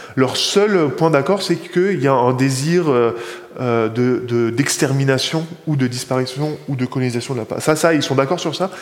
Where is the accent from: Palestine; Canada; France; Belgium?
Palestine; Bethlehem, West Bank; chez moi à Bethléem